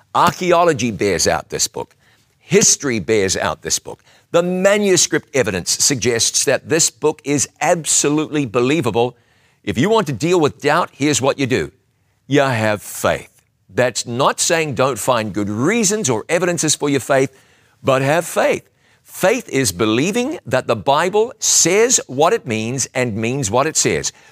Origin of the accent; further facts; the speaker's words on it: Huntly, Waikato, New Zealand; That's where I was born.